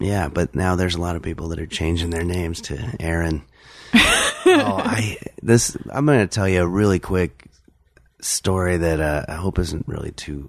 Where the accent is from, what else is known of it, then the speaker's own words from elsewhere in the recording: Englewood, New Jersey, United States; also born or lived in New York City; now in Los Angeles, United States; I was born in New York City. And then when I was 8, we moved to Englewood, New Jersey. And then moved out here when I was 13.